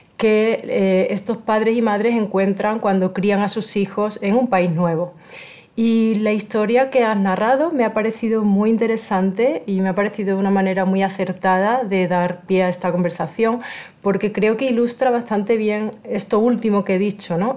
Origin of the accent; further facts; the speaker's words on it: Spain; moved away; soy originaria de España